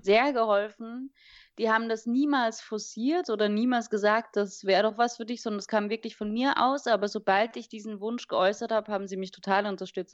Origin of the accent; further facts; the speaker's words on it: Vienna, Austria; also born or lived in Wiesbaden-Niedernhausen, Germany / Singapore / London; now in Berlin, Germany; ich bin ja in Wien hauptsächlich aufgewachsen